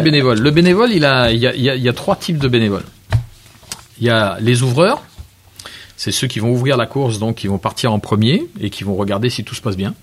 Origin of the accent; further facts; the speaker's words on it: Réunion; je suis réunionnais